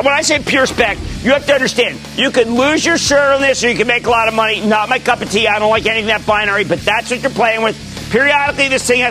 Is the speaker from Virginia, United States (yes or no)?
no; Pennsylvania, United States; my home state of Pennsylvania